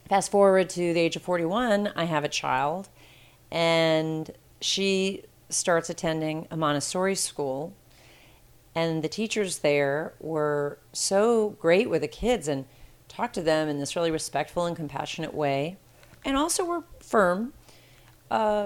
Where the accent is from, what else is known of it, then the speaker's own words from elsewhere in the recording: Cincinnati, Ohio, United States; moved away as an adult; also born or lived in California; Growing up in Cincinnati